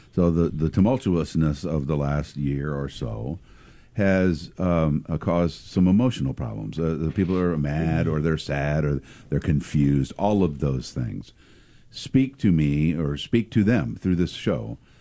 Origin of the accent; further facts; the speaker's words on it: Pekin, Illinois, United States; back when I was a little kid growing up in Pekin